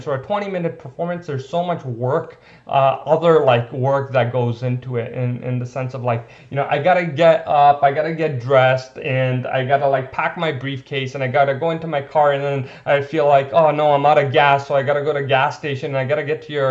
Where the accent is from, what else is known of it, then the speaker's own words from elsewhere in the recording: India; I'm Indian